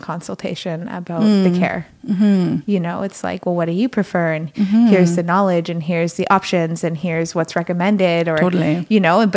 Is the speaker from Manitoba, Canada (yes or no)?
yes; Manitoba, Canada; now in Kamloops, Canada; I'm originally from Manitoba